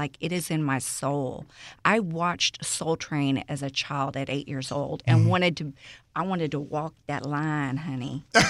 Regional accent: Houston, Texas, United States; Born and raised. Yes, I grew up all day in Greens Point area.

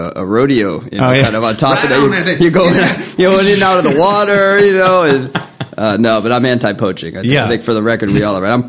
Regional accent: Boston, Massachusetts, United States; moved away as an adult; also born or lived in New York City / Queens; originally I'm born and raised in the Fenway.

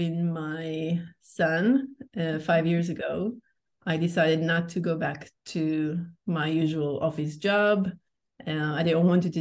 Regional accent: Israel; moved away as an adult; also born or lived in Portugal; now in Cascais, Portugal; I'm originally from Israel. I've been living in Portugal for 2.5 years now

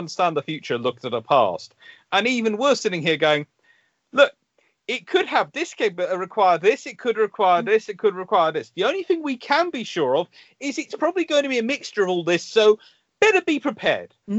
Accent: United Kingdom; we're British.

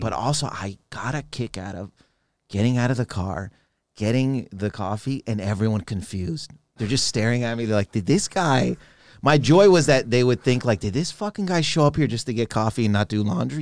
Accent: Canada; I'm not from Toronto originally

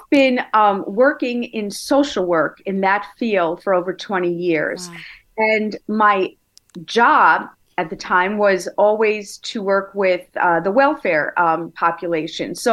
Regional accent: Brooklyn, New York, United States; Born in Brooklyn and went to Nassau Community in Hofstra.

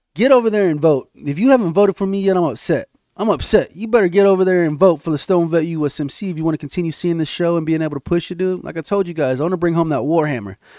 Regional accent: United States; I'm an American citizen

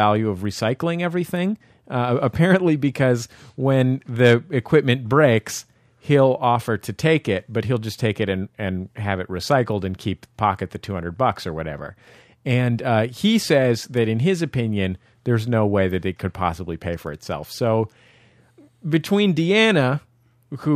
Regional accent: San Francisco, California, United States; now in Los Angeles, United States; I grew up in the Mission in San Francisco.

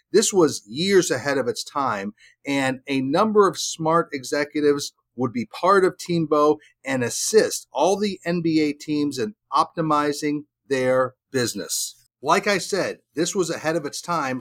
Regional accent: North Carolina, United States; My home state of North Carolina

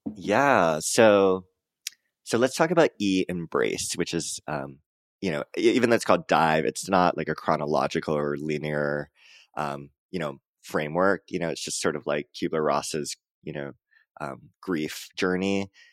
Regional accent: Hawaii, United States; moved away; also born or lived in Joshua Tree, California; I'm from Hawaii

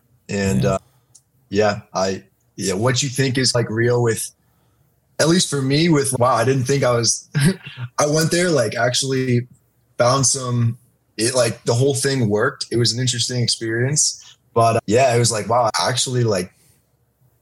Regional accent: Pittsburgh, Pennsylvania, United States; moved away; I'm originally from Pittsburgh, PA

